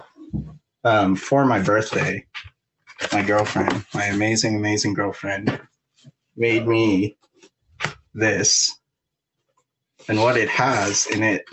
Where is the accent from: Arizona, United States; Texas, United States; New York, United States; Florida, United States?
New York, United States; I'm from New York